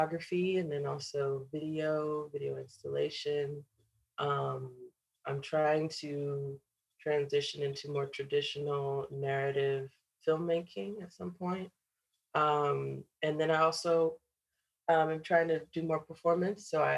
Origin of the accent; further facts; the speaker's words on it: Cleveland, Ohio, United States; moved away as an adult; also born or lived in Chicago, Illinois; now in Brooklyn, United States; I was born and raised in Cleveland, Ohio, in the suburbs